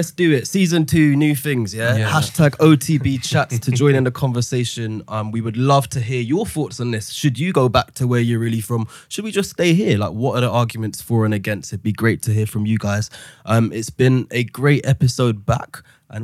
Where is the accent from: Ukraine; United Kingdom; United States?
United Kingdom; London; born there; I'm smart, I was born in London